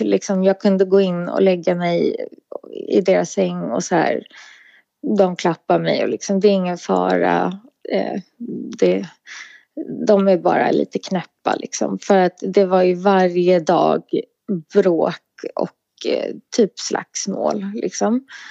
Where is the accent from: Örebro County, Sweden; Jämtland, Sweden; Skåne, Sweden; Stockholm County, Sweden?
Stockholm County, Sweden; Sollentuna; jag är ifrån Sollentuna